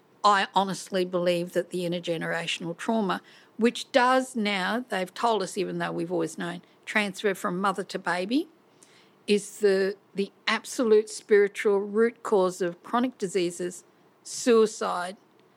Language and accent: English; Larrakia Nation, Northern Territory, Australia; … means the red-tailed black cockatoo. I'm an elder of the Larrakia Nation.